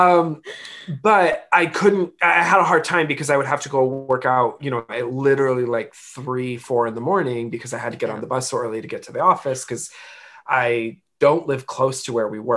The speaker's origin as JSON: {"language": "English", "region": "Michigan", "country": "United States", "tie": "born or raised there", "said": "I'm born and raised in Michigan"}